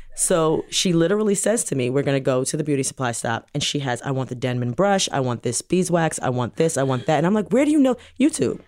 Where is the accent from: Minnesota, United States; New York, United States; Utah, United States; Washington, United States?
New York, United States; New York City; also born or lived in Jamaica (ancestry); now in New Jersey, United States; we grew up in New York City